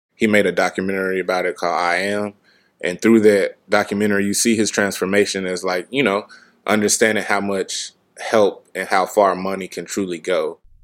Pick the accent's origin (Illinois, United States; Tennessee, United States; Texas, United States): Tennessee, United States; Memphis; I'm from South Memphis, Tennessee. Grew up two minute walking distance away from the gym